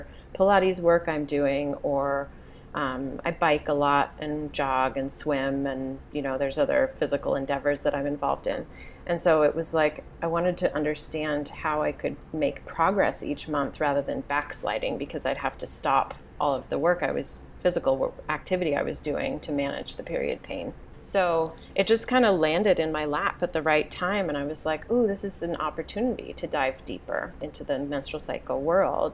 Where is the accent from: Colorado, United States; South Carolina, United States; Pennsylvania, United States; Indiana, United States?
Colorado, United States; Boulder; I grew up in Boulder